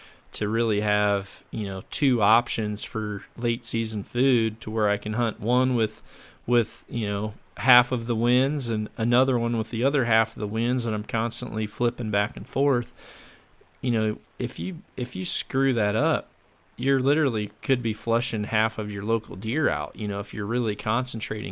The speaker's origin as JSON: {"language": "English", "region": "Mississippi", "country": "United States", "tie": "born or raised there", "said": "I grew up down in Mississippi"}